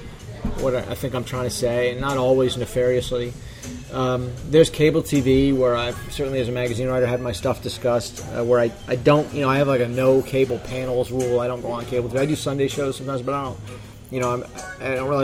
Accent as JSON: {"language": "English", "region": "Connecticut", "country": "United States", "tie": "born or raised there", "said": "my home state in Connecticut"}